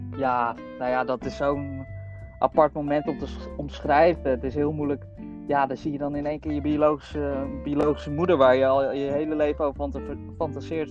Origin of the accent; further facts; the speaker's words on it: Netherlands; also born or lived in Bogotá, Colombia; ik ben altijd opgegroeid hier in Nederland